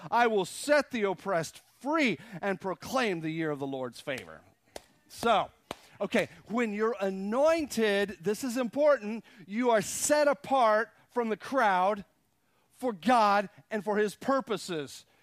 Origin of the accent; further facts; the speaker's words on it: Texas, United States; I guess I was from Texas